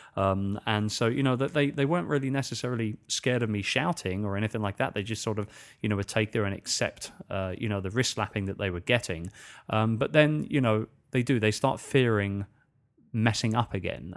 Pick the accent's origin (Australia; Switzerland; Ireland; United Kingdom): United Kingdom; England; accent: English; moved away as an adult; now in Philippines; I'm speaking in my usual English accent